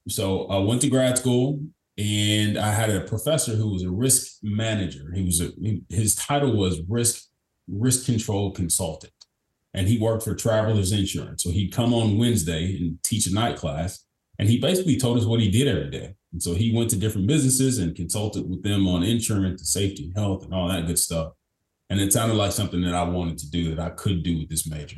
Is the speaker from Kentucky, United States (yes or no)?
yes; Kentucky, United States; I'm born and raised in Kentucky from a small town in Kentucky, about 10,000 people